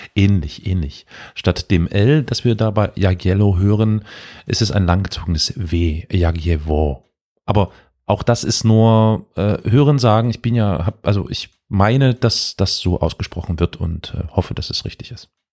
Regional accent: Saxony, Germany; Ich komme aus Sachsen

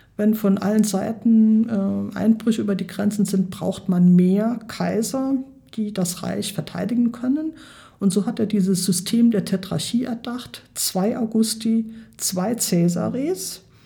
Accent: Germany; bei uns in Deutschland

